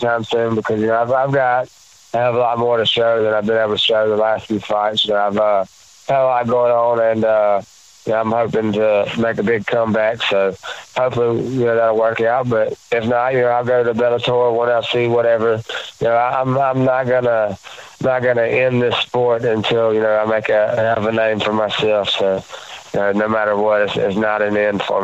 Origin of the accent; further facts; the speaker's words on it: the South, United States; in my neck of the woods, you know, where I grew up, you know, you grew up tough.